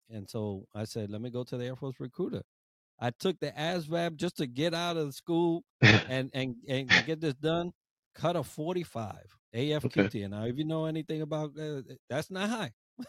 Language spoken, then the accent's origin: English; Puerto Rico; born there; I was born in Puerto Rico. I remember my house vividly.